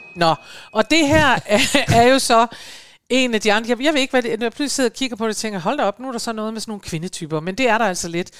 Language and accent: Danish; Aalborg, North Denmark Region, Denmark; moved away; hjemme i Aalborg